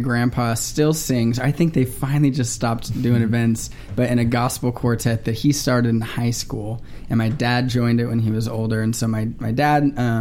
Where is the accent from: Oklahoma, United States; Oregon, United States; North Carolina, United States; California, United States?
California, United States; Simi Valley; also born or lived in North Hollywood; I'm from Simi Valley. So I was actually born in the Valley, grew up in Simi Valley, and now I live in North Hollywood